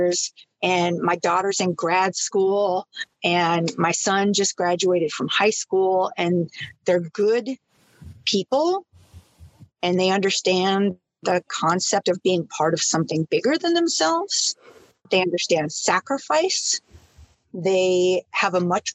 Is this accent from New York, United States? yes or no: no; northern Minnesota, United States; born or raised there; moved away as an adult